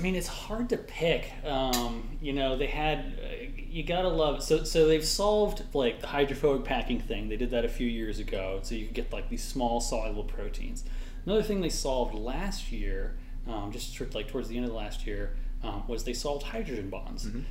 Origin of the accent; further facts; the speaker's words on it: California, United States; I'm from California, so just like West Coast, Best Coast